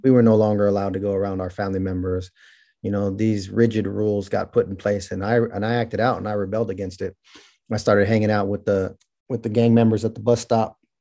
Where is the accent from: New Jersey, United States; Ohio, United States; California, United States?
California, United States; Merced; born or raised there; also born or lived in Bakersfield, California